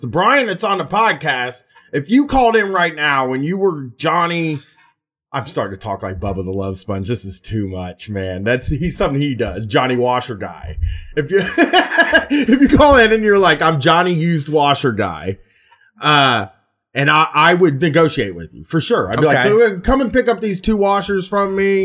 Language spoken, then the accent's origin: English; Columbus, Ohio, United States; I'm from South End people